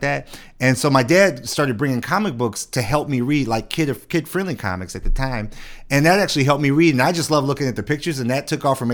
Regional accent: Detroit, Michigan, United States; also born or lived in Shelby Township, Michigan; I grew up in Detroit. Lived in Detroit all my life

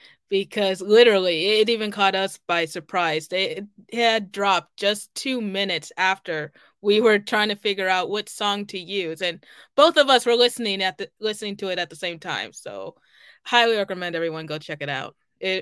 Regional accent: Kansas City, United States; born or raised there

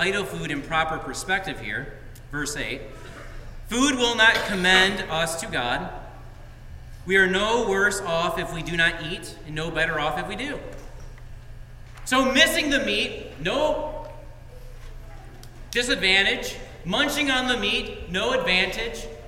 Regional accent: United States; being a Christian directs and drives all that I do as an American

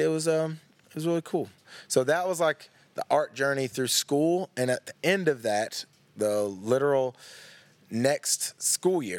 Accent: Louisville, Tennessee, United States; also born or lived in Knoxville, Tennessee; I've grown up in East Tennessee my whole life. I was born in Knoxville

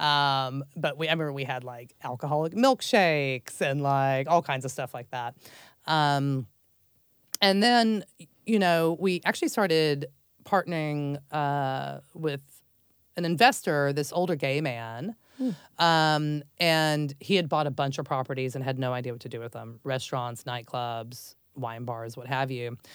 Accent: Dallas, Texas, United States; I grew up in Texas and Dallas um, from a very large family.

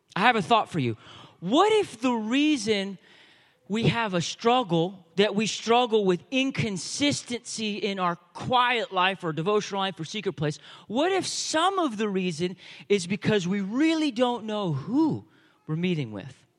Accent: United States; I know we're American

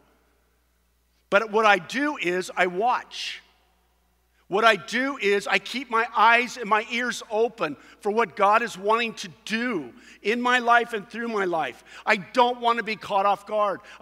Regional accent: Costa Mesa, California, United States; the community I grew up in Costa Mesa

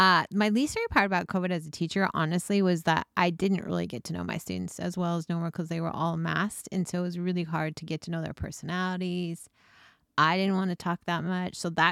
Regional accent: Snowflake, Arizona, United States; I grew up in Snowflake, Arizona.

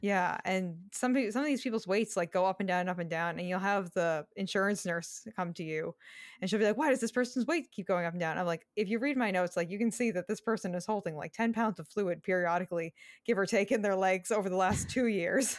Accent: Massachusetts, United States; I grew up in Massachusetts

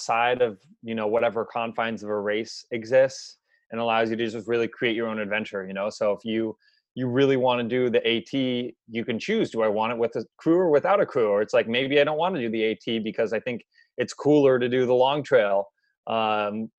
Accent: Seattle, Washington, United States; also born or lived in Boston, Massachusetts; born and raised in Seattle. So I was here until I was 18.

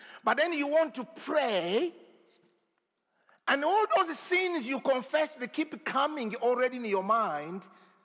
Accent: DR Congo; moved away; I come from the Congo, the Democratic Republic of Congo. I don't know how democratic it is, but here you go. So I grew up, I was born in a very remote place

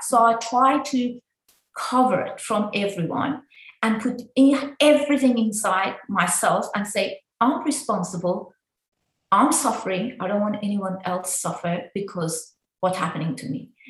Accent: Iran; now in Australia; I was like before in Iran

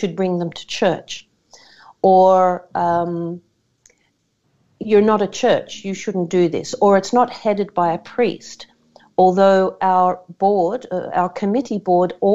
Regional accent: Australia; as an Australian

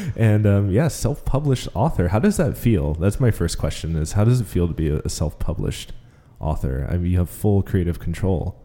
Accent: Marysville, Washington, United States; growing up in Marysville

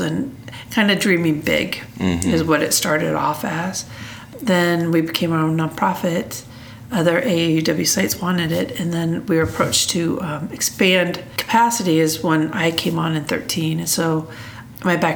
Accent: Des Moines, Iowa, United States; moved away as an adult; I'm from Des Moines, Iowa

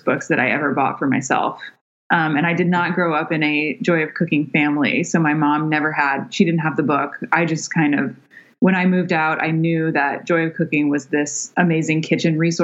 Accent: the South, United States; I grew up in the South

